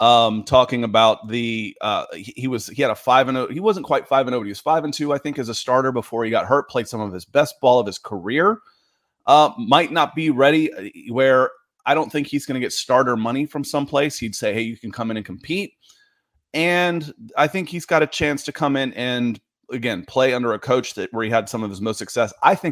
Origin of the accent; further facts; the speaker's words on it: Atlanta, Georgia, United States; we're both from Atlanta